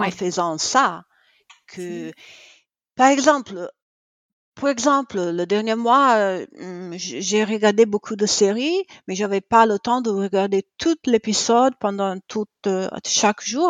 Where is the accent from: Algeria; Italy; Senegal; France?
Italy; also born or lived in Cremona; je suis italienne, euh, j'habite à Cremona